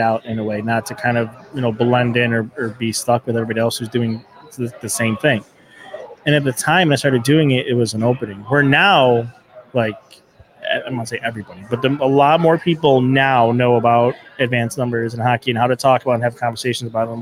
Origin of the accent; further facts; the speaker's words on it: Riverside, New York, United States; also born or lived in Kenmore, New York / Tonawanda, New York; when I was younger, it was Riverside